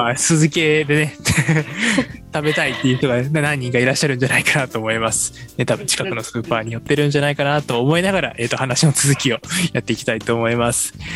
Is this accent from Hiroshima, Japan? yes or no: yes; Hiroshima, Japan; 僕も広島出身なので